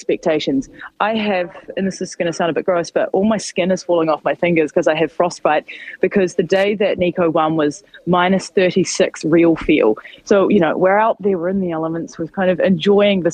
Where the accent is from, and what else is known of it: New Zealand; moved away